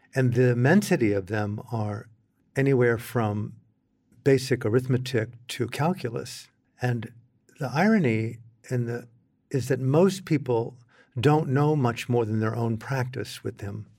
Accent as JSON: {"language": "English", "country": "United States", "said": "as an American in the cultural setting that I came from"}